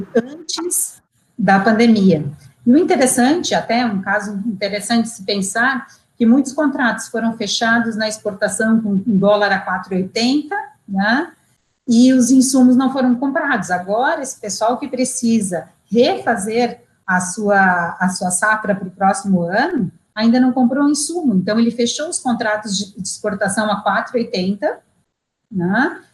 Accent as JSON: {"language": "Portuguese", "country": "Brazil"}